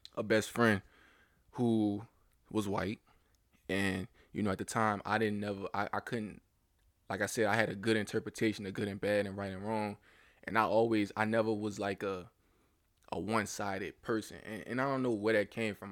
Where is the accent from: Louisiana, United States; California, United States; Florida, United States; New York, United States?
Louisiana, United States; growing up in the South, I can't necessarily say I experienced ra-, a lot of racism at a young age